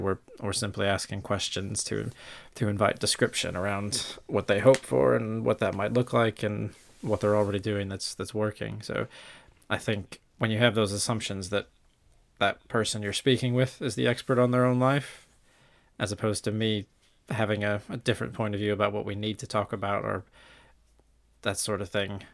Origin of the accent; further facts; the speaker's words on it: St. Louis, Missouri, United States; moved away as an adult; now in United Kingdom; originally from St. Louis, Missouri, and I've been in the UK now